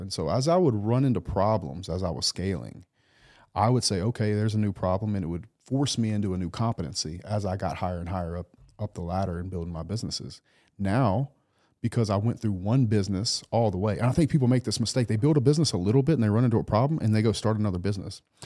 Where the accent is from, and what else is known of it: South Louisiana, United States; born or raised there; moved away